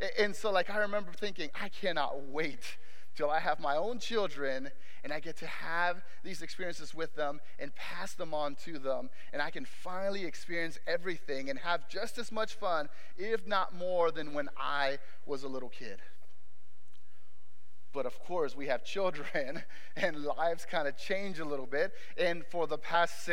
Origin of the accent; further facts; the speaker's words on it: Mexico; moved away; I was growing up back in Mexico, because I was born in Mexico